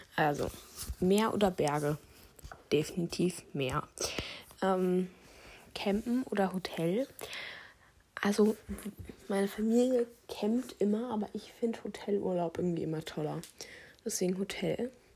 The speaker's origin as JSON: {"language": "German", "region": "Bavaria", "country": "Germany", "said": "Wir kommen aus Bayern"}